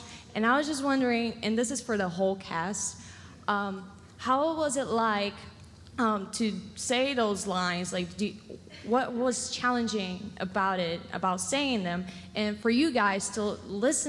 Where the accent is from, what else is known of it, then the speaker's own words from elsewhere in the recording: Brazil; English is a second language; I was born and raised in Brazil